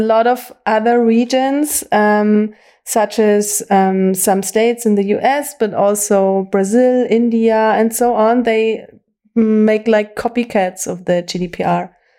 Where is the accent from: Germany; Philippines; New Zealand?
Germany; Bavaria; English is a second language; also born or lived in former East Germany; my whole school education and university I received here in Bavaria